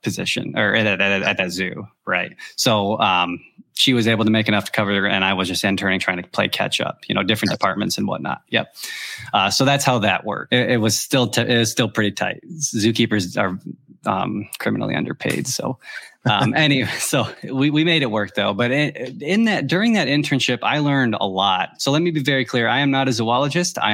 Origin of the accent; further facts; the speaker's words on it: Michigan, United States; moved away as an adult; now in Tennessee, United States; We're originally from Michigan. I started in Michigan, but we now live in Tennessee